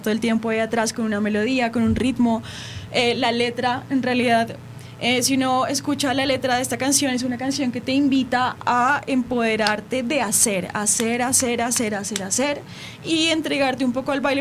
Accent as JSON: {"language": "Spanish", "country": "Colombia", "said": "Yo soy de Colombia"}